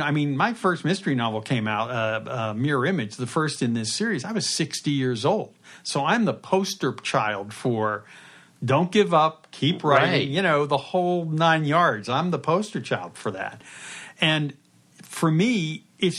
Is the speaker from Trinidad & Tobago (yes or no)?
no; Pittsburgh, Pennsylvania, United States; moved away; born and raised in Pittsburgh and went to Pitt, just like me